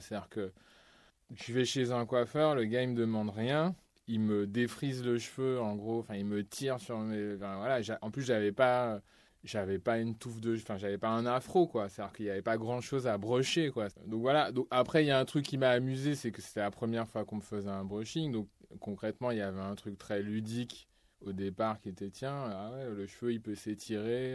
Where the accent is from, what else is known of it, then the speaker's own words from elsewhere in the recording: Martinique; j'ai grandi en Martinique